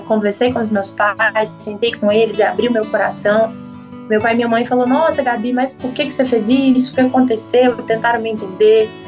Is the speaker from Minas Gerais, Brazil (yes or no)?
yes; Cordisburgo, Minas Gerais, Brazil; falo de Cordesburgo, que é a cidade, minha cidade natal, né, no interior de Minas Gerais